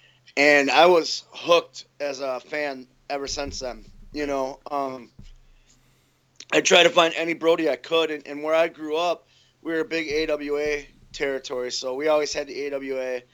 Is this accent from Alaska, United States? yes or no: no; Milwaukee, Wisconsin, United States; I'm from Milwaukee, Wisconsin. Born and raised here